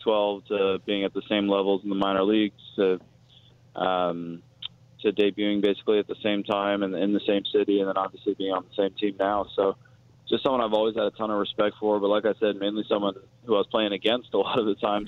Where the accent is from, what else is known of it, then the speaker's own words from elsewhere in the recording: Oakland, California, United States; I'm from Oakland